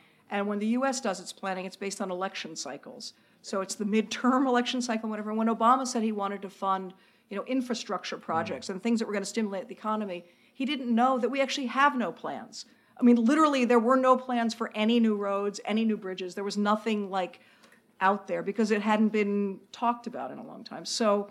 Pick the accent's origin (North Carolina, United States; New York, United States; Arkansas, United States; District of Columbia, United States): District of Columbia, United States; Washington; moved away; I grew up in Washington, D.C., so Nixon was sort of the first president of my kind of conscious life.